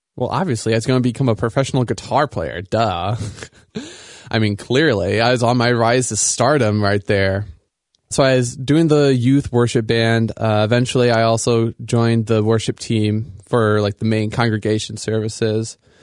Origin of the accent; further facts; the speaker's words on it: Sioux City, Iowa, United States; moved away as an adult; now in Grand Rapids, United States; I grew up in Iowa, uh, and I think Iowa is a really great place to grow up